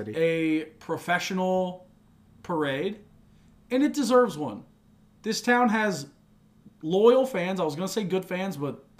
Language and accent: English; Nashville, Tennessee, United States; I grew up in Nashville, Tennessee.